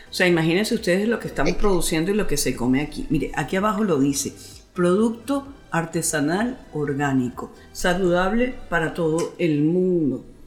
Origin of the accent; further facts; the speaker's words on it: Venezuela; nosotros no estamos acostumbrados a eso como cultura venezolana